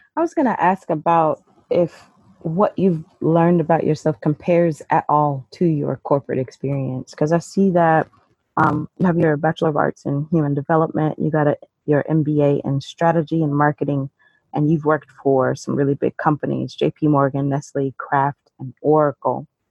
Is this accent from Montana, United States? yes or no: no; Carbondale, Illinois, United States; So I am from Southern Illinois, uh, Carbondale